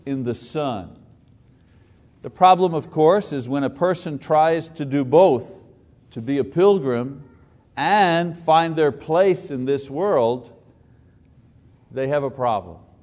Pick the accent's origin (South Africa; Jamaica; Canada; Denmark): Canada; Quebec; now in Choctaw, Oklahoma, United States; A French Italian Catholic growing up in Quebec